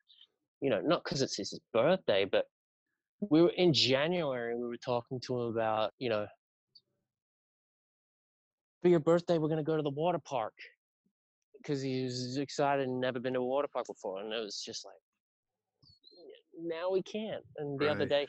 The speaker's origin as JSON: {"language": "English", "town": "Sydney", "region": "New South Wales", "country": "Australia", "tie": "born or raised there", "moved": "yes", "said": "I grew up in Sydney, Australia, in Northern Beaches area"}